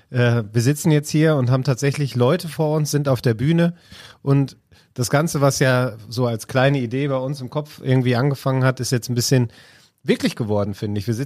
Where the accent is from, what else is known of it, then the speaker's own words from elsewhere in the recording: Essen, North Rhine-Westphalia, Germany; now in Fröndenberg, Germany; komme eigentlich aus Essen.